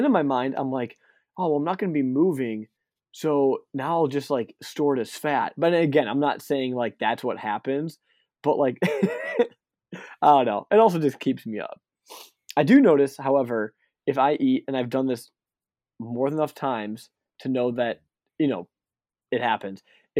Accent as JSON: {"language": "English", "country": "Canada", "said": "French, I'm just Canadian."}